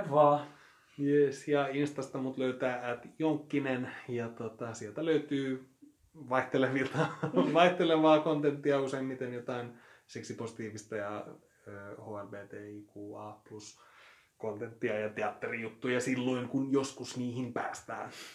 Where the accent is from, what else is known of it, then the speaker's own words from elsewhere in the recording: Espoo, Uusimaa, Finland; kotipuolessa se on jäänyt huomattavasti vähemmälle, mm, ei se koskaan ollut mitenkään silleen saalevaa tai peittelevää, mutta jotenkin hyvin sellaista niin kuin espoolaista keskiluokkaista niin kuin puhumattomuuden kulttuuria